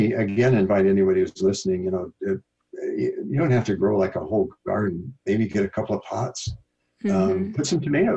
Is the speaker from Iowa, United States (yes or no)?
yes; Iowa, United States; moved away; I'm from Iowa, the Midwest